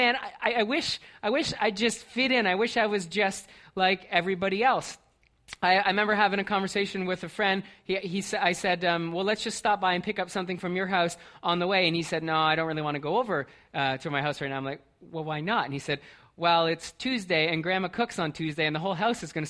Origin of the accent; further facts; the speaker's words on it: Brantford, Ontario, Canada; moved away; I grew up in Brantford.